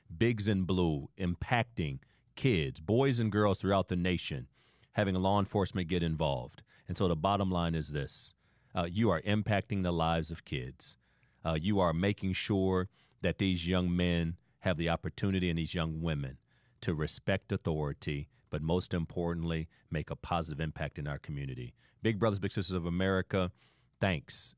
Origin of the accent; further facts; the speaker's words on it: Toledo, Ohio, United States; I grew up in Toledo, Ohio without a father.